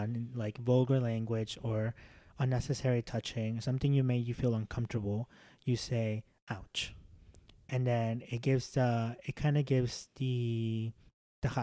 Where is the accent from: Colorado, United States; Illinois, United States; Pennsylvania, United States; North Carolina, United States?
Illinois, United States; Chicago; English is a second language; also born or lived in Mexico; I'm also from Chicagoland